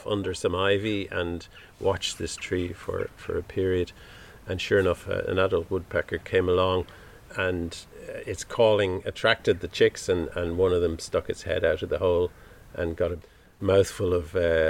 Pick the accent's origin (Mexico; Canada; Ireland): Ireland; Dublin, Leinster; I grew up in Dublin